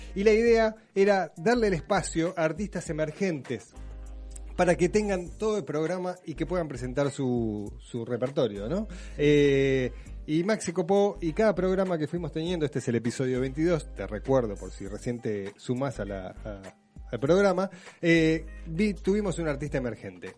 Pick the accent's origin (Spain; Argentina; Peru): Argentina